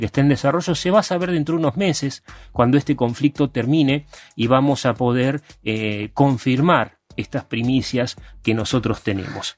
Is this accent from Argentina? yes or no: yes; Argentina; Somos la Argentina trucha que vuela abajo